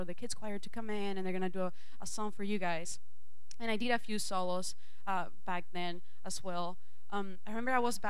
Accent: Venezuela; English is a second language; moved away as an adult; now in United States; when I was in Venezuela, I grew up in a Christian home.

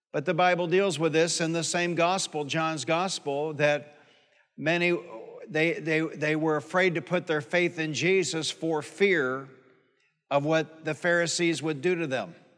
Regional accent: Detroit, Michigan, United States; I grew up in Detroit.

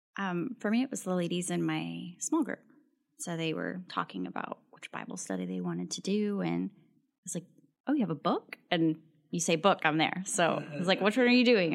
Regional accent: El Paso, Texas, United States; moved away as an adult; I'm originally from El Paso, Texas, so moved here for graduate school

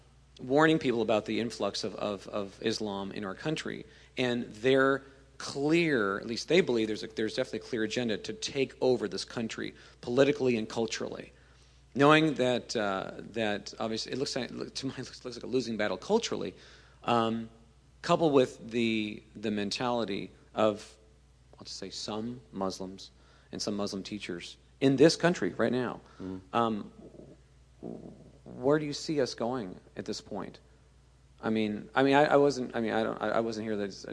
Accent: Virginia Beach, Virginia, United States; And I am from Virginia Beach

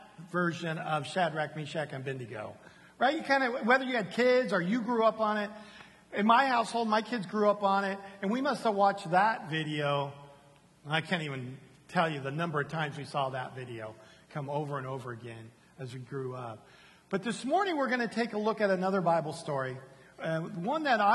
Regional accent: San Diego, California, United States; now in Houston, United States; I come from San Diego, California

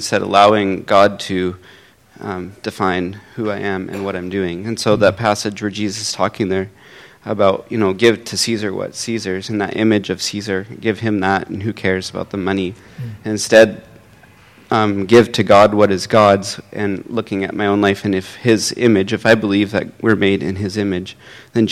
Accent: United States; now in Canada; I grew up in the States

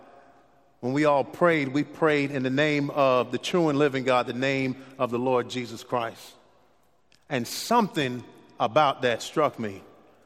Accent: Miami, Florida, United States; I grew up in Miami, Florida, the great nation of Miami, Florida

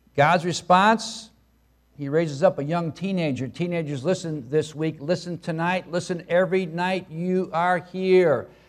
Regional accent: Brookfield, Illinois, United States; moved away; I'm from Brookfield, Illinois, a western suburb of Chicago.

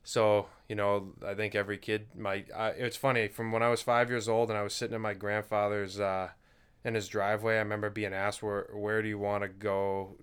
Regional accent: Duxbury, Massachusetts, United States; born or raised there

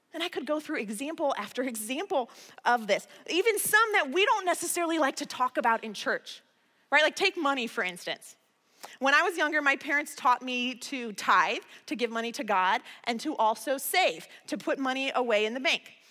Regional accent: Midwest, United States; I'm from the Midwest

